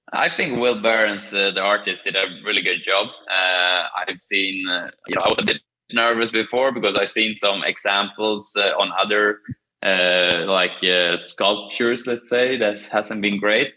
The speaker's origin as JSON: {"language": "English", "town": "Kumla", "region": "Örebro County", "country": "Sweden", "tie": "born or raised there", "moved": "yes", "said": "my hometown, Kumla"}